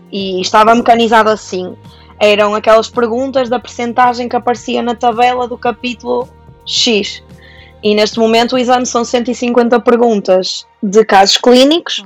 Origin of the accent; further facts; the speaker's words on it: Santa Maria da Feira, Norte, Portugal; sou de Santa Maria da Feira